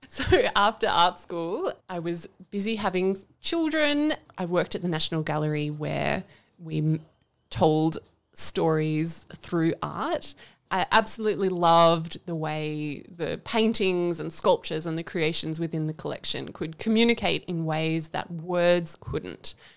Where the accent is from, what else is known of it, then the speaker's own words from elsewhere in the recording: Canberra, Australian Capital Territory, Australia; I am from Canberra. I've was born in Canberra and I'm not planning to leave anytime soon